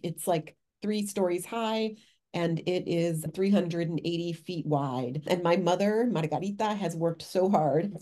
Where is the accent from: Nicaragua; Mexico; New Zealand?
Mexico; now in Worcester, United States; my home country of Mexico